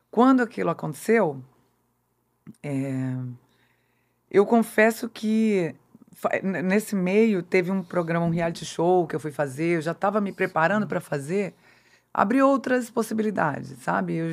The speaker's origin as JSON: {"language": "Portuguese", "town": "Brasília", "region": "Federal District", "country": "Brazil", "said": "eu é sou de Brasília."}